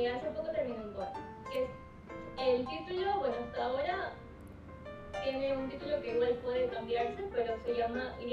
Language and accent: Spanish; Chone, Manabí, Ecuador; also born or lived in Manta, Ecuador; yo soy de aquí para Chone. pero yo estudio Manta, estudio comunicación.